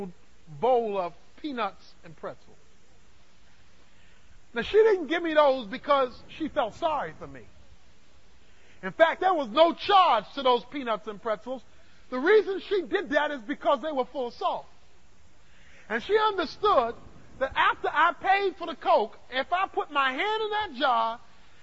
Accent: Dallas, Texas, United States; I'm from Dallas

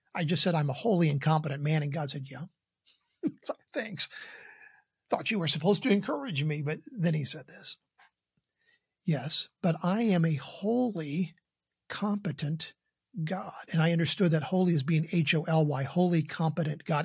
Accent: Columbus, Indiana, United States; my hometown of Columbus, Indiana

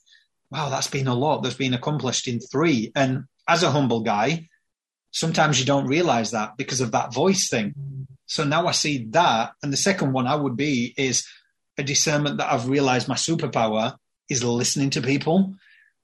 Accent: Yorkshire and the Humber, United Kingdom; I'm from Yorkshire.

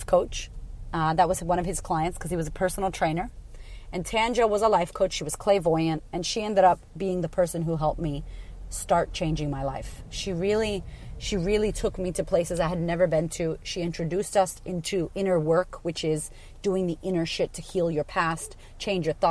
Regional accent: Framingham, Massachusetts, United States; I grew up in Framingham, Massachusetts, which was ghetto

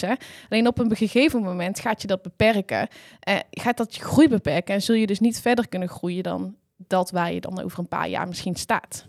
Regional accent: Hapert, North Brabant, Netherlands; ik kom eh, eigenlijk uit een klein boerendorpje, Hapert

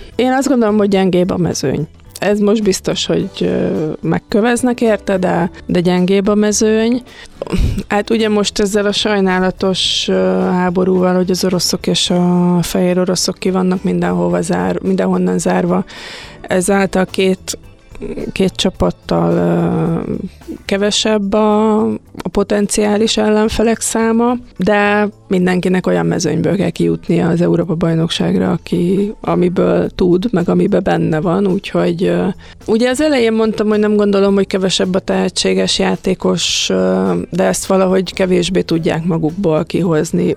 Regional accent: Hungary; mi magyarok

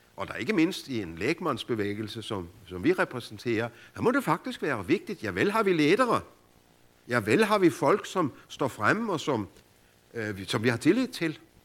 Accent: Denmark; hjemme i Danmark, hvor det bare regner

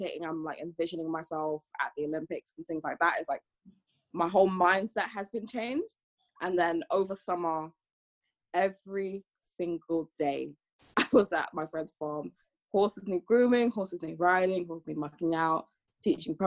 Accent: London, United Kingdom; also born or lived in Antigua and Barbuda; I'm half Antiguan, half Jamaican, and I'm from London

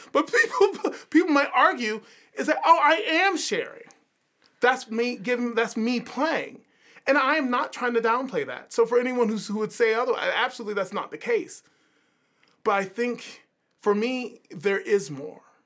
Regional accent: Savannah, Georgia, United States; moved away; also born or lived in Philadelphia; growing up in Savannah

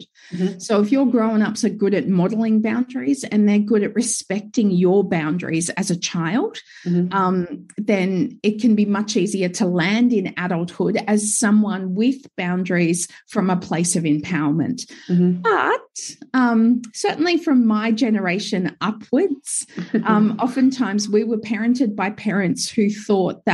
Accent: Gold Coast, Queensland, Australia; now in Sunshine Coast, Australia; I was born and raised on the Gold Coast.

